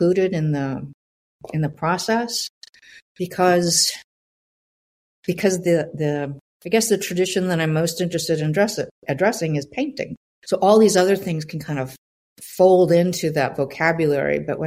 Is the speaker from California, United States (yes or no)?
no; Southern Indiana, United States; I was born in Southern Indiana